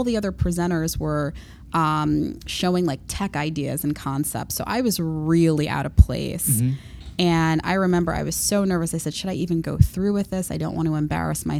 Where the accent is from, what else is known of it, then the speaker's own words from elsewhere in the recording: Long Island, New York, United States; I grew up in Long Island